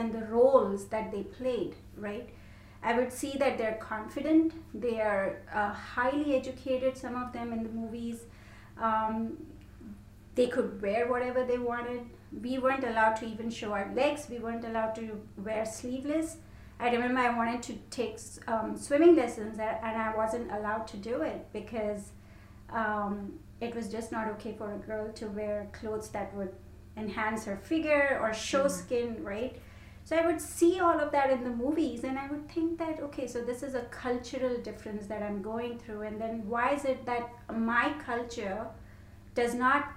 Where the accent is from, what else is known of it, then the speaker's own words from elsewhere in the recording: India; moved away as an adult; also born or lived in London; I grew up in India, and I had a really big family